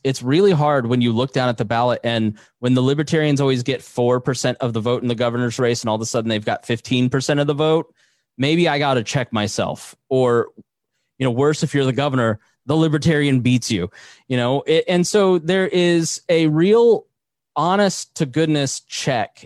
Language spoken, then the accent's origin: English; Plainfield, Indiana, United States; I grew up in Plainfield, Indiana, which is ninety eight percent white